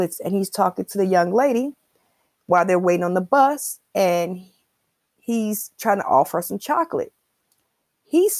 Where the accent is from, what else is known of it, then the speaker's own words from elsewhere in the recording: Chicago, Illinois, United States; I'm from Chicago. And I'm an 80s baby